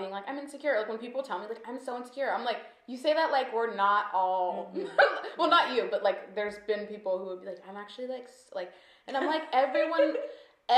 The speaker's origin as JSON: {"language": "English", "area": "Orange County", "region": "California", "country": "United States", "said": "I'm from here, essentially, like Orange"}